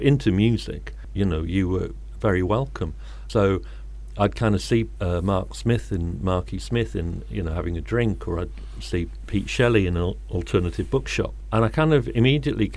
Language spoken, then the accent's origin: English; Birmingham, West Midlands, United Kingdom; moved away as an adult; now in Manchester, United Kingdom; I grew up in Birmingham and I came here in 1980 to be a student